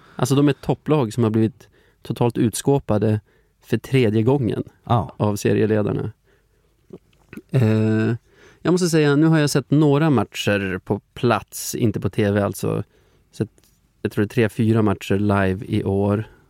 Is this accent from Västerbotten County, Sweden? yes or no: yes; Flurkmark, Västerbotten County, Sweden; moved away; jag kommer från Flurkmark